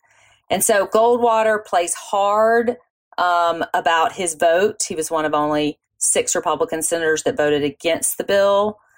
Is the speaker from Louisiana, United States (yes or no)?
yes; Louisiana, United States; I'm from Louisiana. My entire family on both sides is from Louisiana, as far back as we trace.